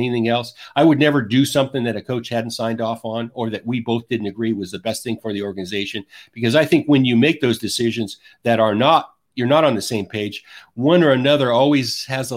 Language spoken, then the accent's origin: English; the West, United States; I grew up in the West